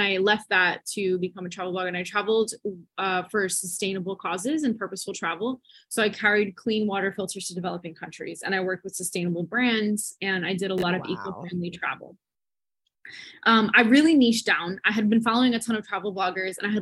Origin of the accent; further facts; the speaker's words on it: New Jersey, United States; now in Miami, United States; I'm from New Jersey, but I'm currently stationed in Miami.